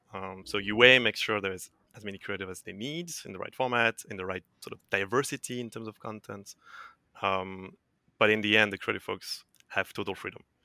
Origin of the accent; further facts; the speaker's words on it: France; moved away as an adult; also born or lived in Dublin, Ireland / Hamburg, Germany; I'm, uh, French. So I'm originally from France